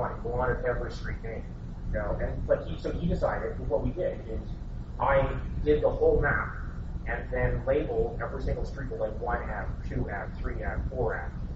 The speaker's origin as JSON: {"language": "English", "country": "Canada", "said": "as a Canadian"}